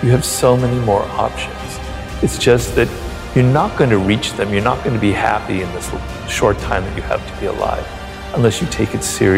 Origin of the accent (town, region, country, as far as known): Ireland